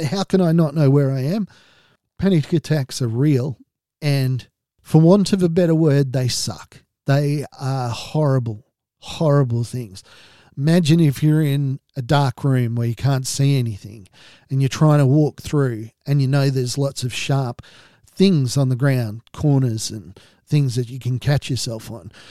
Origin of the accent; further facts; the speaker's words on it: Australia; being an Australian